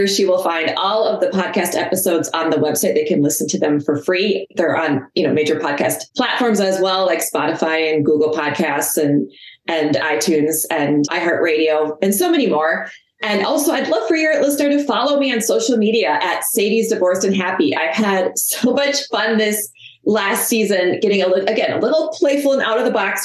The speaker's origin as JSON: {"language": "English", "region": "Minnesota", "country": "United States", "said": "I'm from Minnesota"}